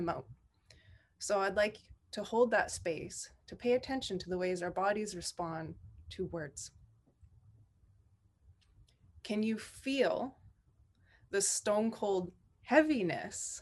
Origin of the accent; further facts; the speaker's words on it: Shishalh Nation, British Columbia, Canada; now in Pentlatch lands, Canada; I am from the Intlikatmak Nation, raised with the Shishak Nation, and calling in from and marrying into soon Pentlatch lands